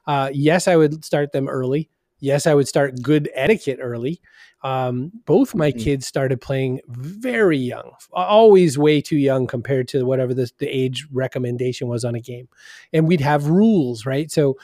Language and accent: English; Maine, United States; born there; now in Boston, United States; Well, so I was born in Maine and then I came down here and I liked neither accent.